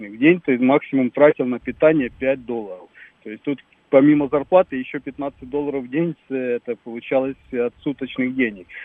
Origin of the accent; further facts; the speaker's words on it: Krasnogorsk, Moscow Oblast, Russia; Вот мы из Красногорска